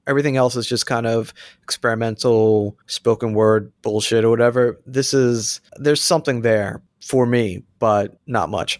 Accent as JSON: {"language": "English", "region": "Florida", "country": "United States", "said": "I'm from Florida, too"}